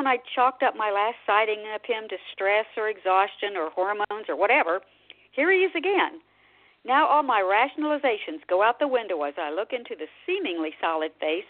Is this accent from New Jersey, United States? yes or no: no; Oklahoma City, Oklahoma, United States; moved away; I grew up in Oklahoma City, so I'm certainly a long way from home.